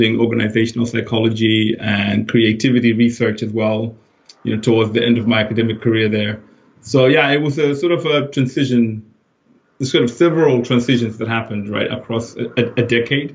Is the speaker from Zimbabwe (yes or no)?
yes; Zimbabwe; moved away as an adult; now in United Kingdom; I was born in Zimbabwe. That's where I grew up. Went to university in Harare